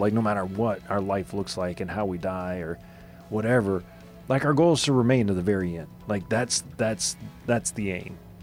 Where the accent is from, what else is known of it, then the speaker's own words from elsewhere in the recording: Louisiana, United States; I grew up in Louisiana